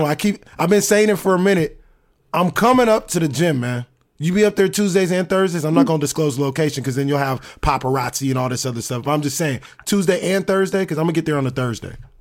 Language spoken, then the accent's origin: English; Sacramento, California, United States; I'm from SAC